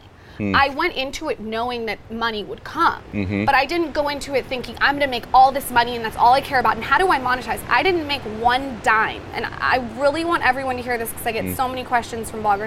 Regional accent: Del Mar, California, United States; we grew up in Del Mar, California, beautiful area

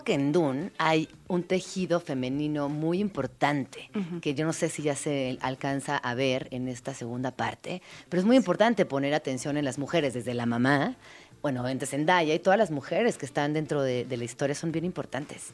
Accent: Mexico City, Mexico; como soy chilanga

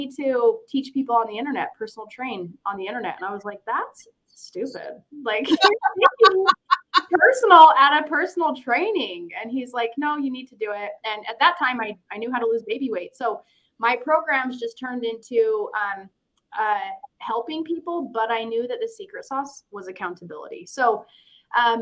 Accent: Ogden, Utah, United States; I was born and raised in Ogden, Utah.

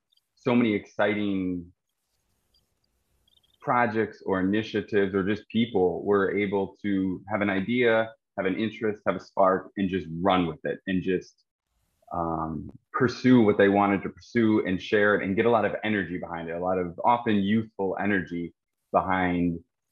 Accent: United States; moved away as an adult; now in Ho Chi Minh City, Vietnam; I'm an American who's writing and editing in Saigon.

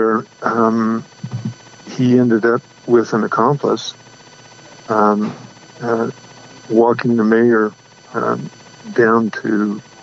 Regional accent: Farmington, New Mexico, United States; now in Gallup, United States; I grew up in Farmington. It's about 120 miles north of Gallup

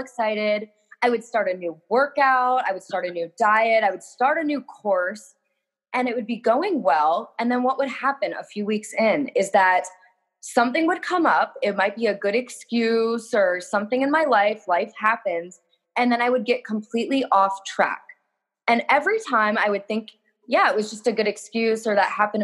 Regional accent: Northern Virginia, United States; moved away as an adult; now in Miami, United States; I grew up in Northern Virginia

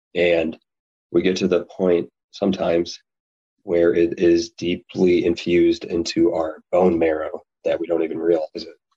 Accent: Chicago suburbs, Illinois, United States; I was born and raised in the Chicago suburbs

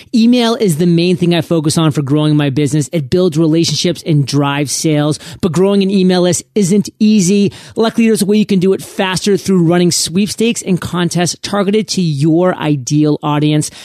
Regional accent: New England, United States; moved away; I was born and raised in New England.

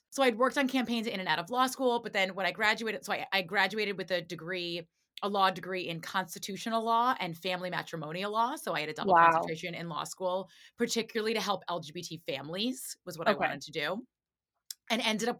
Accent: New York City, New York, United States; I grew up in Manhattan in the city. So there wasn't a lot of, like, diversity of thought, I would say, where I grew up. Like, I grew up in, like, a progressive Upper West Side, went to like a progressive private school.

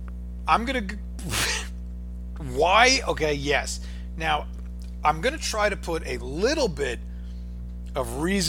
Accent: New York, United States; We're from New York, and you're always expecting the worst.

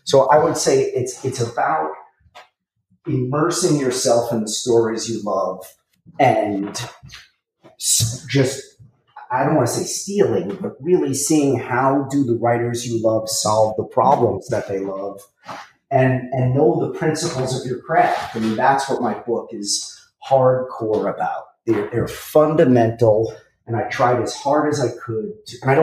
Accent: New York City, New York, United States; I come from Brooklyn, and I'm not saying I'm from like such a tough neighborhood

